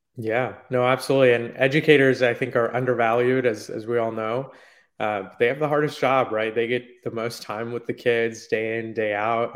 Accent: Silicon Valley, Bay Area, California, United States; I grew up in Silicon Valley in the Bay Area

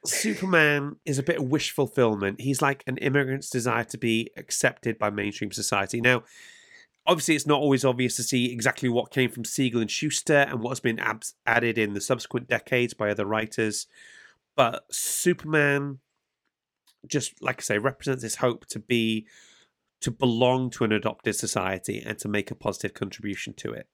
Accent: North Wales, United Kingdom; There wasn't a large Jewish population growing up in North Wales

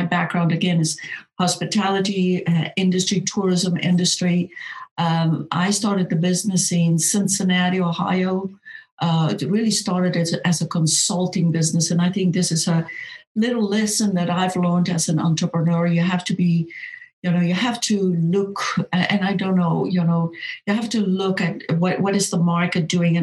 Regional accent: South Africa; moved away as an adult; also born or lived in Germany; now in Savannah, United States; I am originally from South Africa

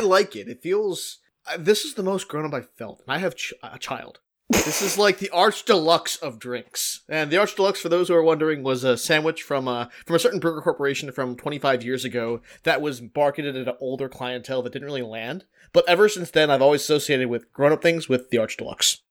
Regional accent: Philadelphia, Pennsylvania, United States; It is my hometown

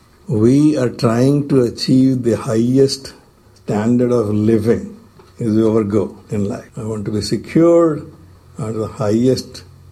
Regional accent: India; English is a second language; moved away as an adult; When I came from India the first time around

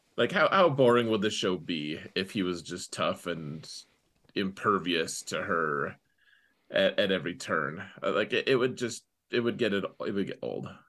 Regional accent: Wyoming, United States; I'm from Wyoming

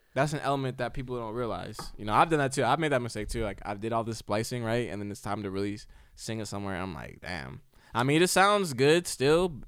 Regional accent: United States

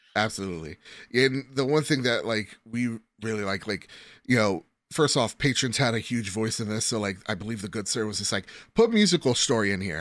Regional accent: New Jersey, United States; from New Jersey

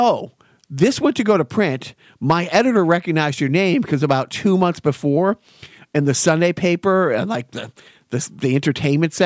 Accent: Everett, Massachusetts, United States; now in Lowell, United States; I grew up in Everett

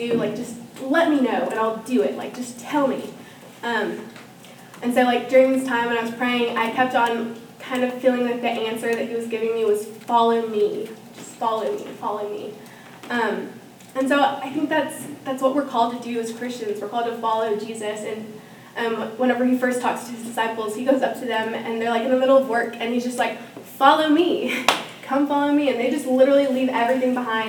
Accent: Norman, Oklahoma, United States; also born or lived in Venezuela; I grew up here in Norman, and I was born in Venezuela, but which is in South America. But I grew up here in Norman since I was two.

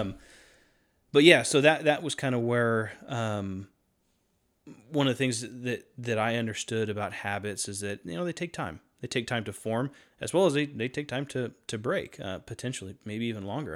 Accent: North Carolina, United States; I was born and raised in North Carolina

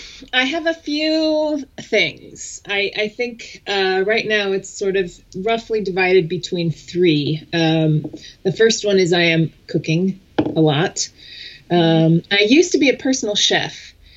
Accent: California, United States; now in Colorado, United States; I grew up in California. We moved around.

